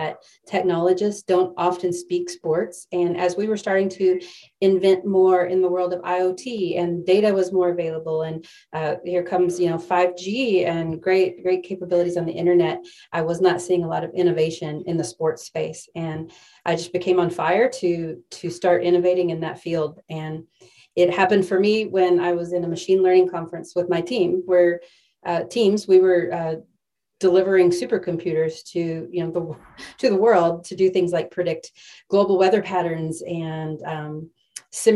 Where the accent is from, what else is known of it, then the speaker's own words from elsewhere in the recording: West Texas, United States; I grew up in West Texas, where sports was everything